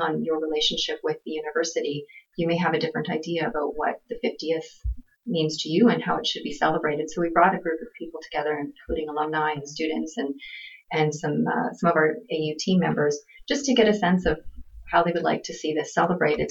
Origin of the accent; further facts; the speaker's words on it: Swift Current, Saskatchewan, Canada; also born or lived in Hanna, Alberta; Was born in Alberta in Hanna, and but grew up mostly in Swift Current, Saskatchewan. So I do consider myself a Saskatchewanian.